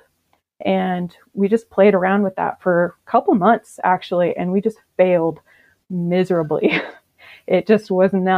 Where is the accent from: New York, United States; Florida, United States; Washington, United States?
Washington, United States; I'm from Washington State